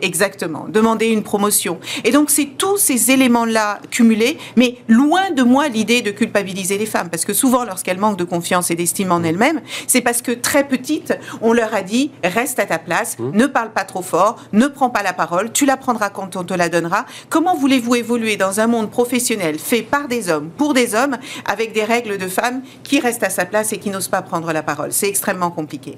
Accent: France; French is a second language

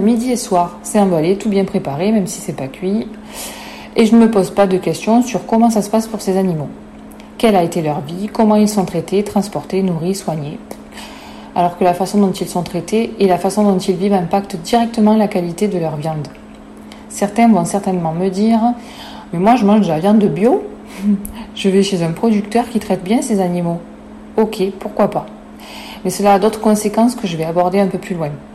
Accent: France; chez nous en France, en Europe

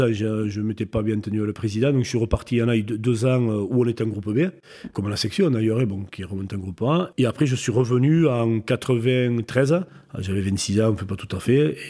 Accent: Nay, Nouvelle-Aquitaine, France; j'ai grandi à Naï

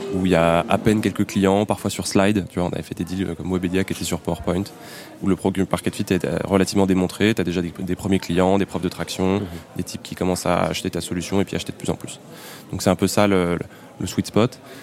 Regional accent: Paris, Île-de-France, France; j'ai grandi à Paris

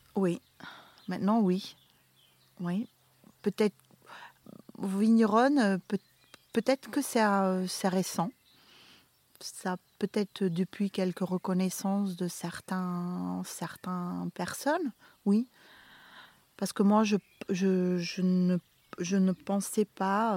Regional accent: Flanders, Belgium; moved away as an adult; now in Beaumont-en-Véron, France; mon pays natal, qui a eu maintenant une... Euh, la Belgique

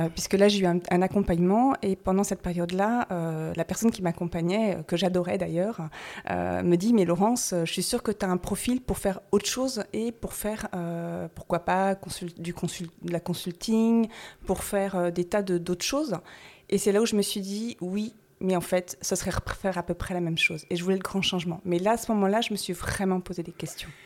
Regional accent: Brittany, France; also born or lived in Paris / Toulouse / Germany / Normandy; now in Noirmoutier-en-l'Île, France; je suis bretonne

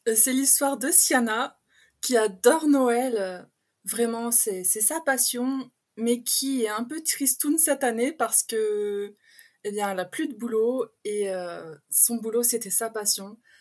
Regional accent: Pas-de-Calais, Hauts-de-France, France; accent: patois du Nord, un peu l'accent belge; moved away as an adult; now in Belgium; je suis du Pas-de-Calais et ah. j'ai emménagé en Belgique il y a quelques années. Donc, j'ai vraiment le patois du Nord et un peu l'accent belge qui se regroupe

